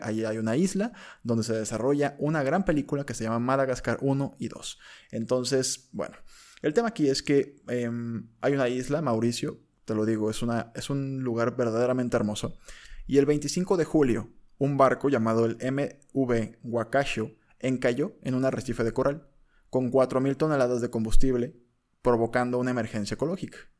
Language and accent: Spanish; Mexico; somos mexicanos. Somos mexicanos